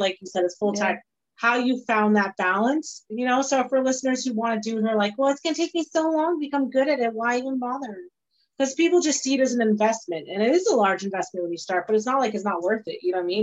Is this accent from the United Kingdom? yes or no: yes; Scotland, United Kingdom; I'm Scottish